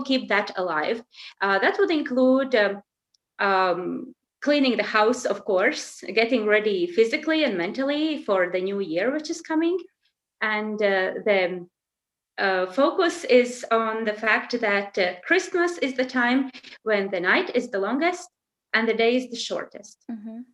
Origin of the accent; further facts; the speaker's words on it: Latvia; moved away as an adult; now in Denmark; I come from Latvia and I've been working with children there of all ages before I came to Denmark